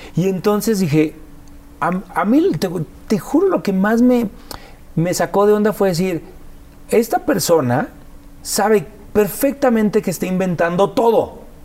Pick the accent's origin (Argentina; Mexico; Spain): Mexico; nosotros los mexicanos